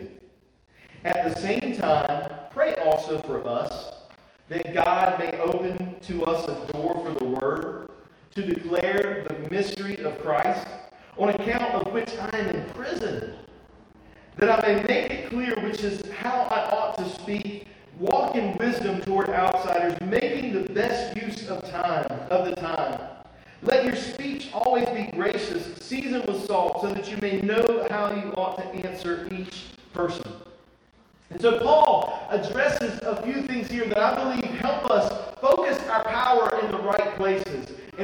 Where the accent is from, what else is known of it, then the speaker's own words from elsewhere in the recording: Eastern North Carolina, United States; Eastern North Carolina